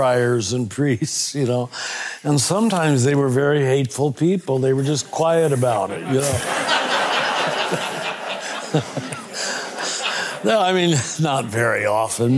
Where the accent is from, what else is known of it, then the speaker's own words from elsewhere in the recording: Kansas, United States; I was raised in Kansas, right next to Dorothy, in a very conservative German Catholic